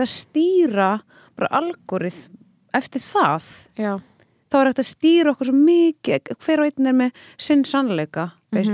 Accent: Paris, Île-de-France, France; moved away; þegar ég var lítil ég ólst upp í Paris

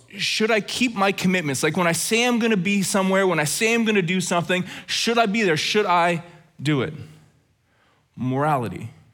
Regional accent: Alberta, Canada; Growing up in Alberta

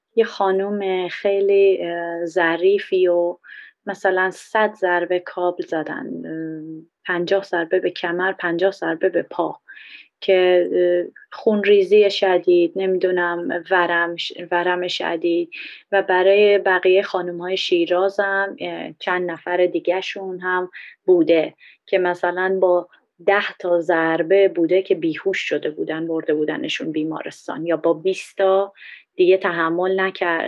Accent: Iran; moved away; من یه بهایی هستم خارج از ایران

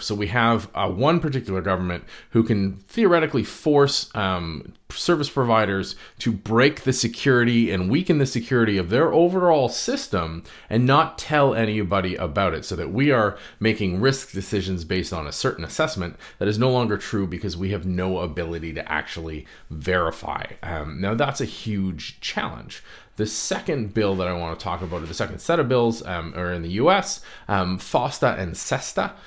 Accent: Canada

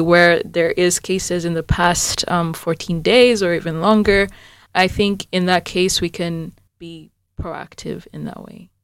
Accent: Uganda; moved away; I'm from Uganda, which is the warmer parts of the African continent

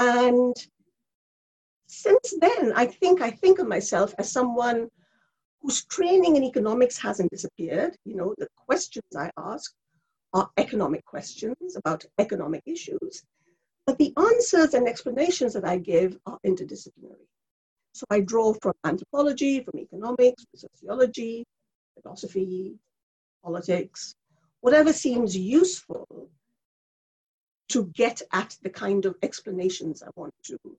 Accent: India; English is a second language; moved away as an adult; also born or lived in Bangladesh; now in United Kingdom; I was born in India and brought up in India and Bangladesh, and I came here to do my first degree, my undergraduate degree.

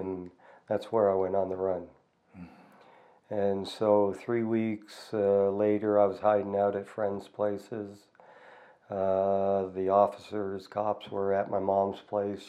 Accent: Toronto, Ontario, Canada; now in Calgary, Canada; I was born in Toronto in 1965.

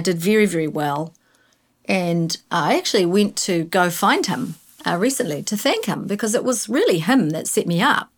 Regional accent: Invercargill, Southland, New Zealand; moved away as an adult; I grew up in Invercargill. I was embarrassed when I was eighteen and I left

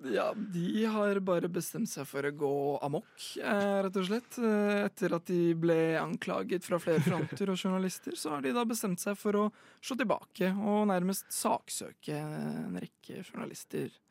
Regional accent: Tønsberg, Vestfold, Norway; i lokalfotballen i Tønsberg, der vi er fra

